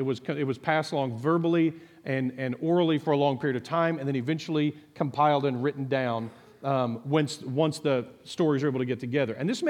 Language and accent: English; Texas, United States; But as a Texan, I've always thought … was funny that it made the list.